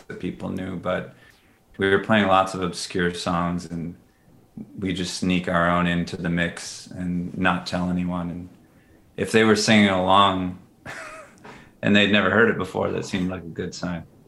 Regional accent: Minneapolis, Minnesota, United States; growing up in Minneapolis

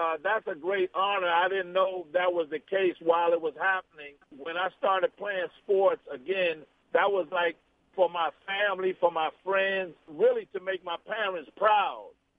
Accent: New York City, New York, United States; also born or lived in Puerto Rico; I was born in Puerto Rico, but I grew up in Harlem, New York.

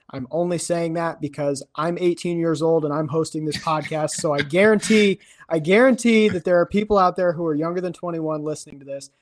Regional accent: twenty minutes from Williamsburg, Iowa, United States; Williamsburg, which is twenty minutes from my hometown

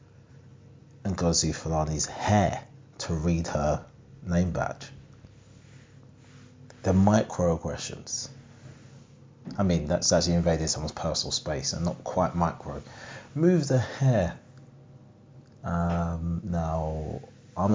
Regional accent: Harlow, East of England, United Kingdom; from Harlow, Essex, but parents are Jamaican

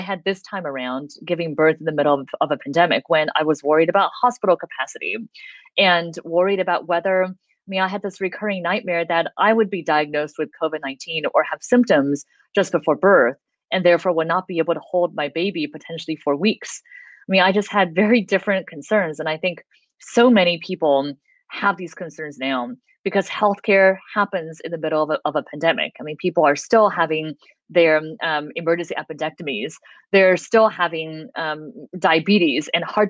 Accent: United States; an American citizen

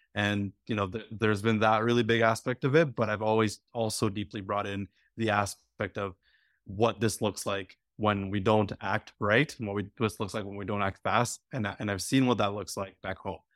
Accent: Alberta, Canada; also born or lived in Quebec; I, I grew up in Alberta. My family moved to Alberta from, from Quebec when, uh, I was nine

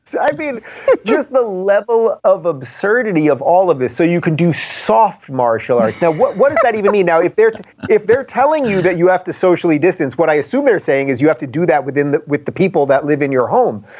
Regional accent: New York, United States; moved away as an adult; now in California, United States; I'm from New York originally until I moved to to California seven years ago, so I lived my whole life in in New York State

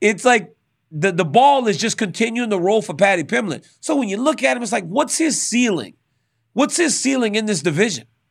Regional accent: Louisiana, United States; growing up in Louisiana

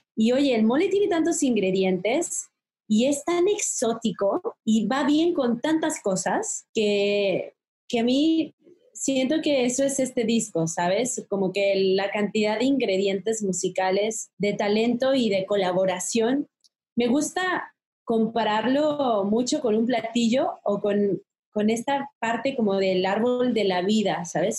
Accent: Mexico; esto tan bonito que tenemos como mexicanos

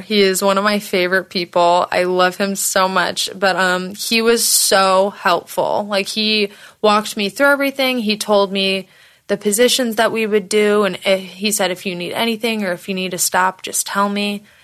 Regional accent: Michigan, United States; moved away as an adult; also born or lived in Florida; now in Los Angeles, United States; I'm originally from Michigan, but I lived in Florida for a very long time. Okay, I haven't lived in Michigan since I was like 22

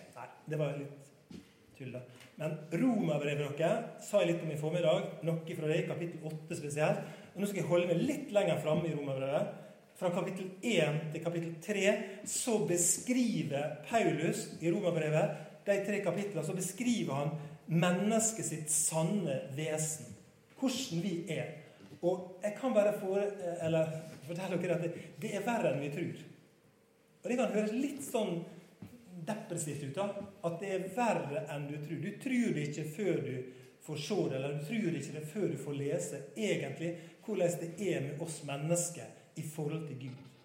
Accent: Sunnmøre, Møre og Romsdal, Norway; moved away; Jeg er egentlig sunnmøring

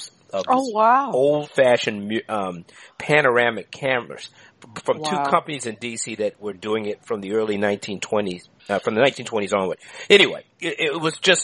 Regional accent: Washington, District of Columbia, United States; moved away; I'm from Washington, D.C. I grew up in that area down there is the old downtown of D.C. along 7th Street

